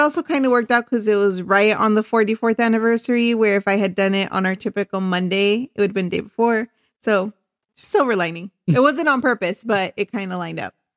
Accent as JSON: {"language": "English", "town": "Chula Vista", "region": "California", "country": "United States", "said": "I am from Chula Vista originally."}